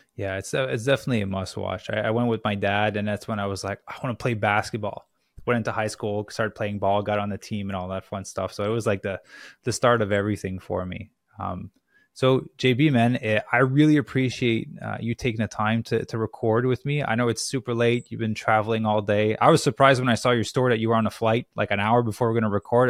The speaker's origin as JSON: {"language": "English", "country": "Canada", "moved": "yes", "lives_now": "Los Angeles, United States", "said": "I'm from Canada originally, but I'm in LA right now"}